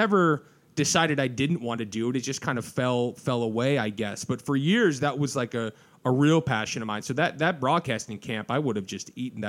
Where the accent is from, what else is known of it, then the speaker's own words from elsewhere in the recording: Orange County, California, United States; I grew up in Orange County a little bit. I lived in Orange County for like 4 or 5 years growing up.